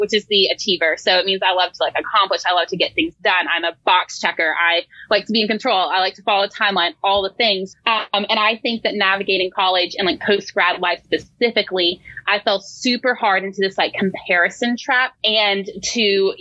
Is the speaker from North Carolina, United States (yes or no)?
yes; Cullowhee, North Carolina, United States; I'm actually from Cullowhee. So that is where I'm from. That's where I grew up.